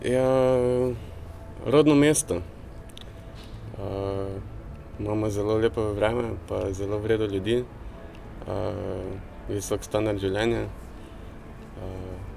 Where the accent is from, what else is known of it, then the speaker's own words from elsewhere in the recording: Maribor, Drava, Slovenia; also born or lived in Pesnica; prihajam iz Maribora, uh, prej sem živel v Pesnici